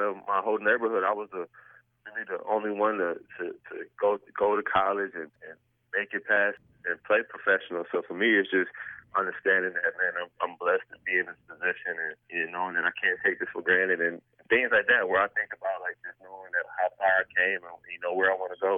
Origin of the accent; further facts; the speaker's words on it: Buffalo, New York, United States; moved away; I'm from Buffalo